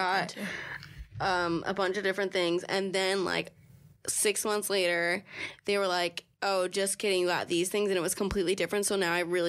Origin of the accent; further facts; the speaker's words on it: United States; also born or lived in New Jersey; growing up near Pennsylvania, the state border